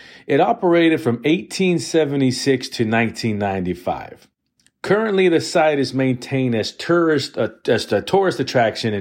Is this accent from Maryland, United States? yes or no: no; Wheeling, West Virginia, United States; also born or lived in Moundsville, West Virginia; I'm from Wheeling, West Virginia, and I lived in Moundsville, West Virginia.